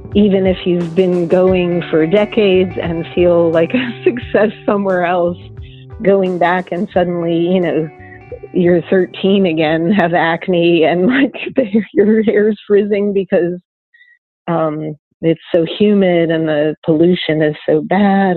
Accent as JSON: {"language": "English", "town": "Pittsburgh", "region": "Pennsylvania", "country": "United States", "tie": "born or raised there", "also_born_or_lived": "New York City / Cleveland / France / Nashville", "moved": "yes", "said": "I grew up in Pittsburgh"}